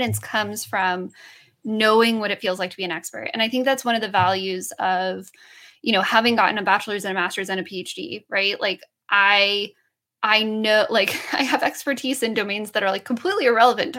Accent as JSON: {"language": "English", "region": "Southern New Mexico", "country": "United States", "tie": "born or raised there", "said": "I grew up in Southern New Mexico"}